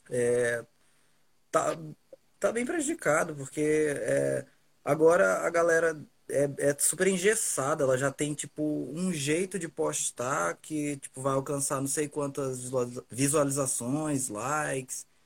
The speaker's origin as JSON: {"language": "Portuguese", "town": "Rio Branco", "region": "Acre", "country": "Brazil", "tie": "born or raised there", "said": "Um, nascido e criado em Rio Branco, Acre. É, sou escritor e poeta."}